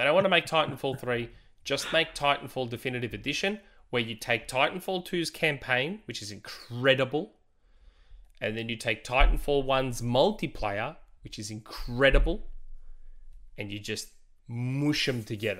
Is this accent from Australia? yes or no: yes; Australia; I don't know politics. I'm Australian. I don't know politics.